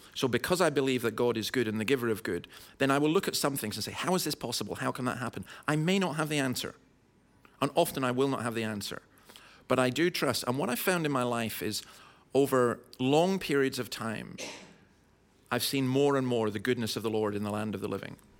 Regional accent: Scotland, United Kingdom; I'm a Scottish Calvinist

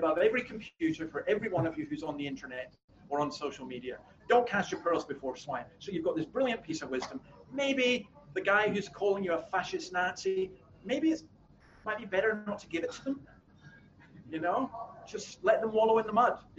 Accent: Scotland, United Kingdom; as a Scotsman

